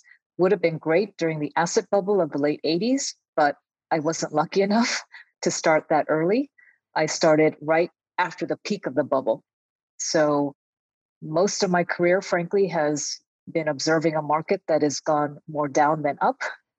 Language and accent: English; California, United States; moved away as an adult; now in Japan; I am a second generation Japanese American born and raised in the United States. I grew up on a farm in California.